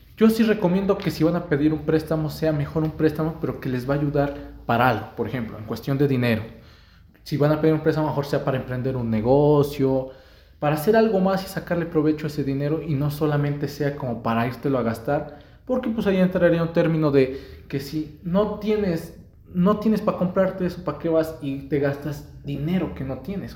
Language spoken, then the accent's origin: Spanish; Mexico; como mexicanos